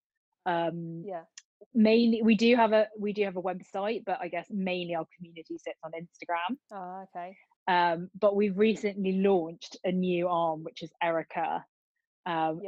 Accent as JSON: {"language": "English", "town": "Oxford", "region": "South East England", "country": "United Kingdom", "accent": "Oxford Southern", "moved": "yes", "lives_now": "London, United Kingdom", "said": "I currently live in London, but I'm originally from Oxford"}